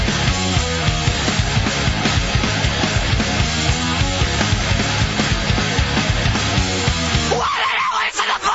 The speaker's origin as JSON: {"language": "English", "town": "Grand Prairie", "region": "Texas", "country": "United States", "tie": "born or raised there", "said": "I grew up in Grand Prairie, Texas"}